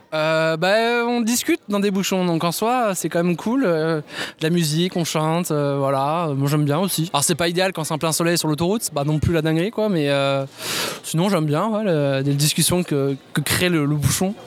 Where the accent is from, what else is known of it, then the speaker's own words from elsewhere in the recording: Toulouse, Occitania, France; je suis toulousain de naissance